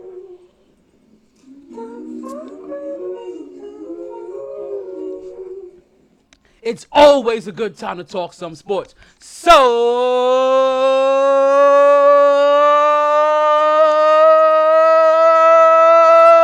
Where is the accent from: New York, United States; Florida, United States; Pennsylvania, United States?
New York, United States; New York City; also born or lived in Chester, South Carolina; I grew up in New York City